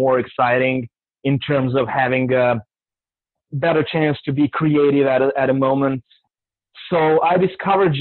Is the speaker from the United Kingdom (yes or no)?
no; Serbia; moved away as an adult; now in New Orleans, United States; I come from Serbia, Eastern Europe, and I've been living in the United States for the last 11 years